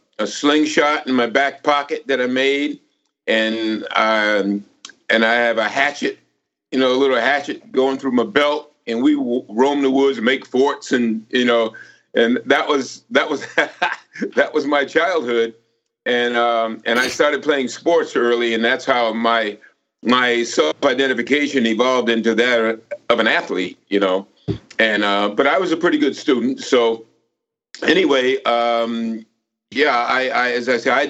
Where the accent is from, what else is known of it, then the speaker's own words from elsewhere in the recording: Connecticut, United States; moved away; also born or lived in Charleston, South Carolina / Camden, New Jersey / New York; I grew up in Connecticut.